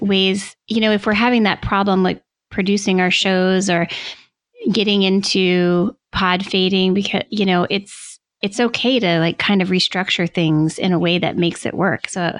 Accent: Washington, District of Columbia, United States; in my hometown in November for DC Podfest.

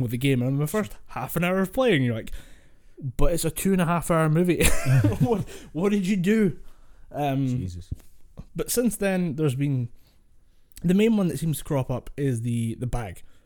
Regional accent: Scotland, United Kingdom; Scots do that. We do have to water down our accent. I water the I water mine down way further

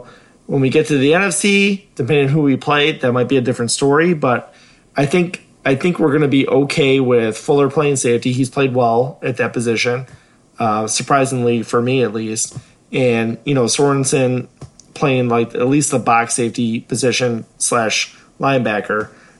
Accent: Chicago, Illinois, United States; moved away; I'm a Bulls fan. I'm from Chicago.

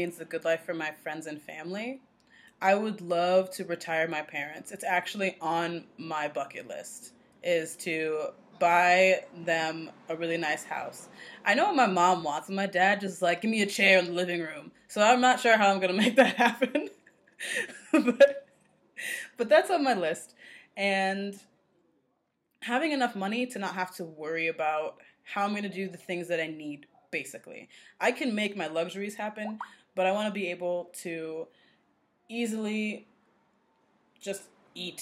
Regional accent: Rochester, New York, United States; moved away as an adult; now in Costa Rica; I'm from Rochester, New York

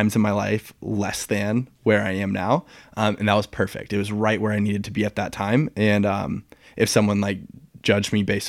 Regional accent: St. Louis, Missouri, United States; now in Charlotte, United States; I'm from St. Louis, Missouri. I grew up there. I moved a bunch when I was a kid, and then I moved to Charlotte.

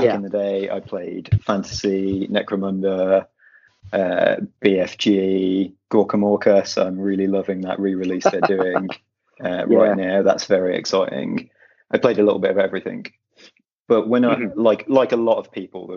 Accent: Midlands, United Kingdom; now in London, United Kingdom; I'm from the Midlands. I'm now in London in exile

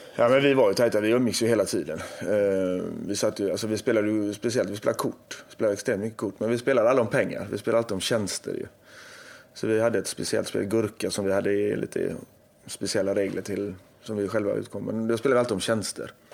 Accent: Gothenburg, Västra Götaland, Sweden; jag är göteborgare

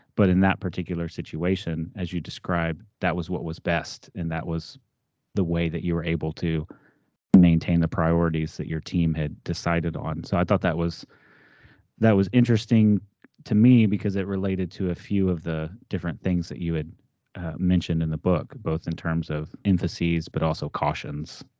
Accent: Texas, United States; moved away as an adult; now in Ohio, United States; I grew up in Texas

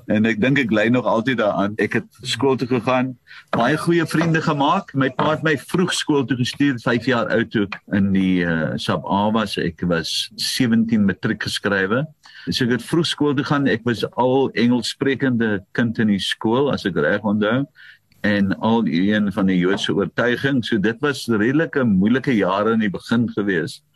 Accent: Paarl, Western Cape, South Africa; ek is gebore op Fairview. Ek is die eerste kind van my pa, die oudste seun en ek is gebore in die plaashuis

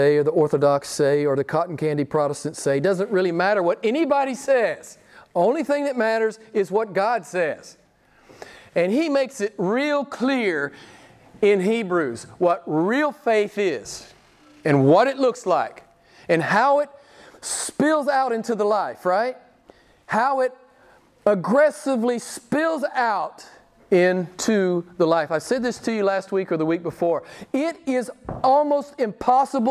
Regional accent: the Bible Belt, United States; now in Italy; where I grew up in the Bible Belt.

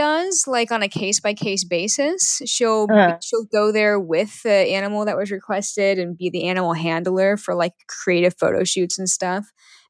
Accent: Seattle, Washington, United States; because I'm also from Seattle

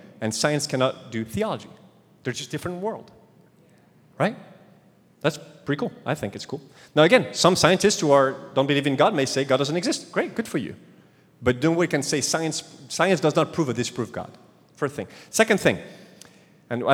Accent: France; accent: French; English is a second language; moved away; my French accent

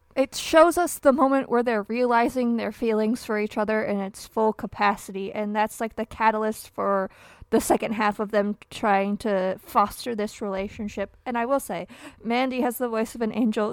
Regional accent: Michigan, United States; born or raised there

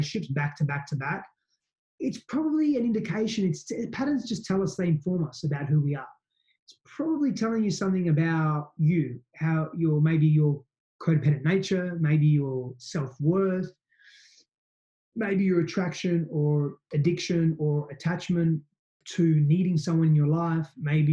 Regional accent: Australia; I'm Aussie in parts

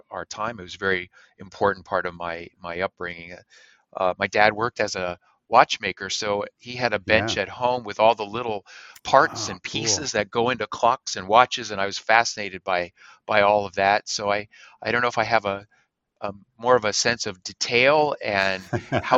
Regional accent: Emmaus, Pennsylvania, United States; I grew up in Pennsylvania in a small community outside of Allentown

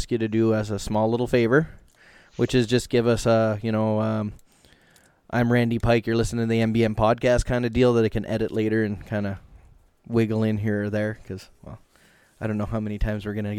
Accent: Canada; we're Canadian

